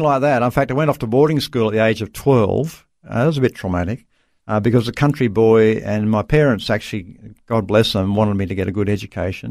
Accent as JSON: {"language": "English", "town": "Dubbo", "region": "New South Wales", "country": "Australia", "tie": "born or raised there", "said": "I was born in Dubbo, central New South Wales, Australia. So, uh, yeah, country boy"}